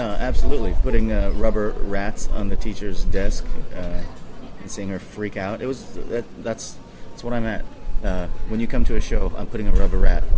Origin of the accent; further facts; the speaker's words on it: Hawaii, United States; now in Hong Kong; born and raised in Hawaii